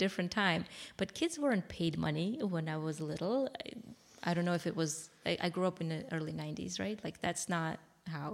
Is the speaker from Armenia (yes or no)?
yes; Armenia; moved away; I'm from Armenia. It was the time where, when I was little, about 5 years old, is when the Soviet Union collapsed